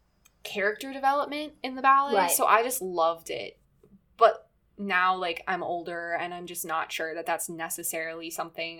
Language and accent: English; United States; growing up in America